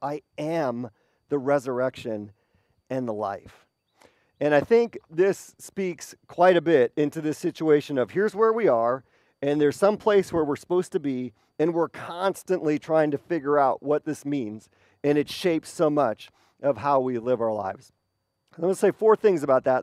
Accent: Wisconsin, United States; moved away; I have great memories of growing up in Wisconsin

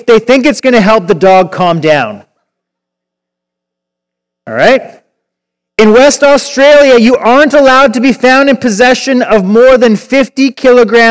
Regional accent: Victoria, British Columbia, Canada; moved away as an adult; I grew up in Victoria. I lived there till I was about 31

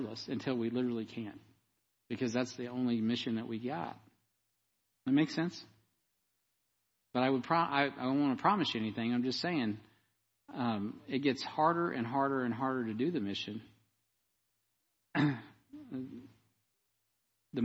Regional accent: United States; I'm as American as any one of you

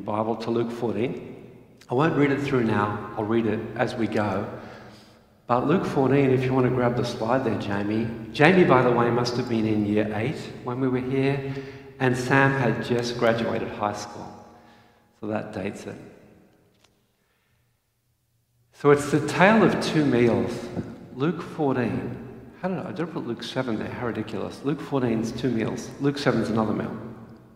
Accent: Australia; moved away as an adult; I'm an Aussie

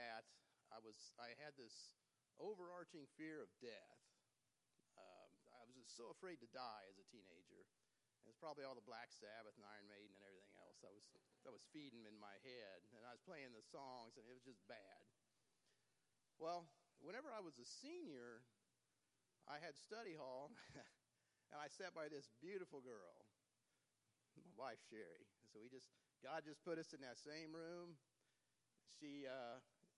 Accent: Independence, Missouri, United States; I was born and raised out in East Independence. I went to Fort Osage High School

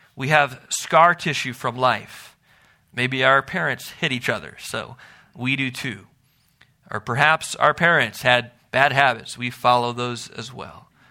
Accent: Milwaukee, Wisconsin, United States; growing up in Milwaukee

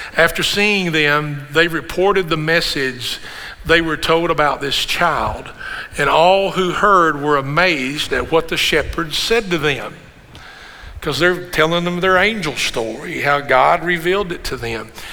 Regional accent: Kentucky, United States; I said, Kentucky

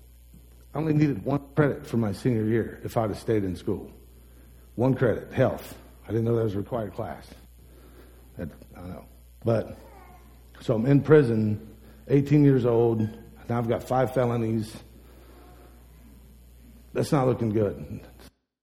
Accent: United States; I'm from Holmes County

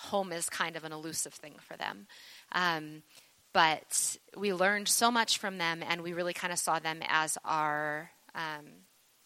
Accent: Taber, Alberta, Canada; moved away; I grew up in Tabor

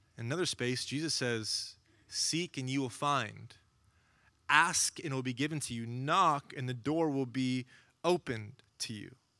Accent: Oklahoma, United States; now in Los Angeles, United States; growing up in Oklahoma, I, I got to spend some time with my grandpa

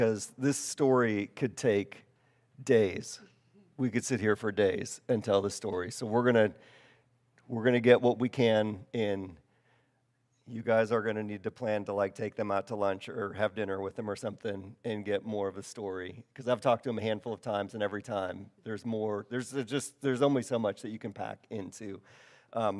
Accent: Wisconsin, United States; moved away; I'm from Wisconsin

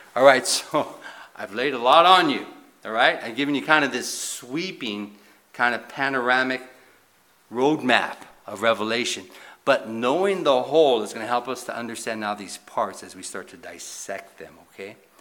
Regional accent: United States; as a Christian or as an American

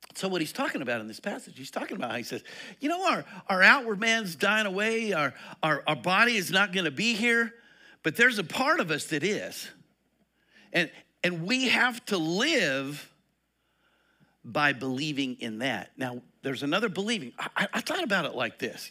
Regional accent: Eastern Colorado, United States; moved away; I come from Eastern Colorado. We wore overalls out there and hiking boots.

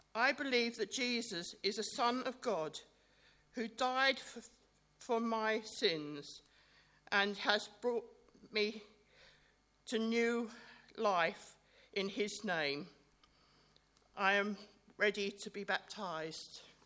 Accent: Bookham, South East England, United Kingdom; also born or lived in Fulham, London; I was born in Fulham, and I, by the time I was eight, my family moved to Bookham.

